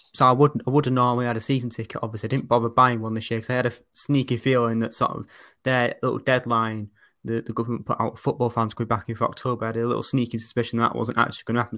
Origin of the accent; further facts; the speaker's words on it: Oldham, North West England, United Kingdom; I'm from Oldham. Uh, but as you can maybe sort of tell from my accent, it's a bit sort of different from sort of the more traditional older ones